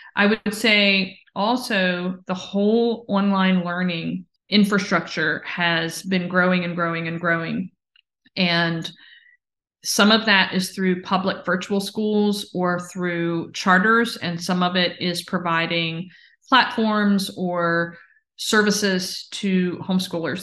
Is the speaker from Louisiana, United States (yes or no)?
no; Virginia, United States; my home state of Virginia